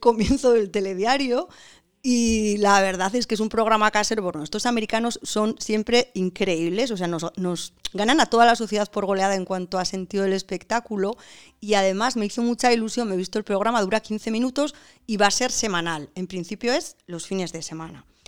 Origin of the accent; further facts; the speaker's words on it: San Sebastián, Basque Country, Spain; somos todos donostiarras